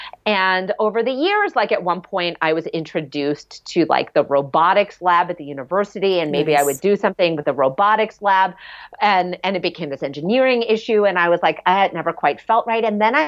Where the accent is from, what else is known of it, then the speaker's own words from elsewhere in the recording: New York City, New York, United States; In Rockefeller Plaza when I was growing up in New York City